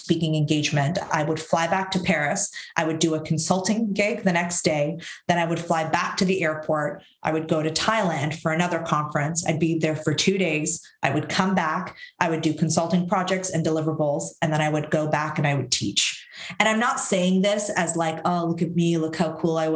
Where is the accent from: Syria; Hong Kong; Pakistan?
Syria; also born or lived in Canada; now in France; I was born in Syria. I immigrated to Canada